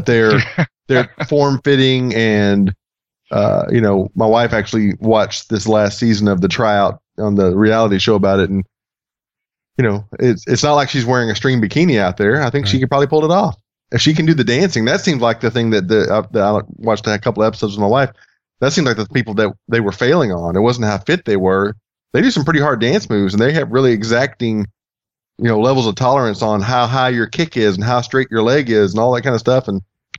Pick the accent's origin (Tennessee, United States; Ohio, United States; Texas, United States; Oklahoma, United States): Texas, United States; I'm from Texas and I'm white